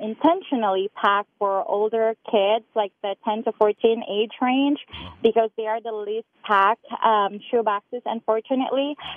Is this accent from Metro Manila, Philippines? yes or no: no; Cebu, Central Visayas, Philippines; I grew up in one of the 7,000 islands or so in the Philippines. It's called Mactan. It's one of the islands in the province of Cebu